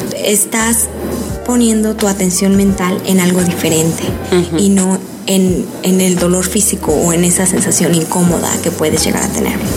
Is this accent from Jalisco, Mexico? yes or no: no; Mexico City, Mexico; moved away as an adult; also born or lived in Guanajuato / León, Guanajuato; now in New York, United States; Yo nací en la Ciudad de México y ahí viví hasta los 12 años. Después me mudé al Bajío hacia la Guanajuato.